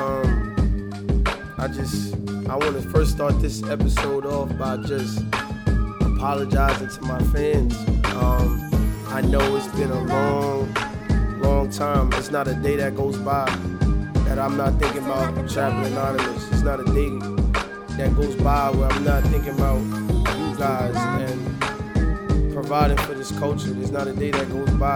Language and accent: English; New York City, New York, United States; I'm from Brooklyn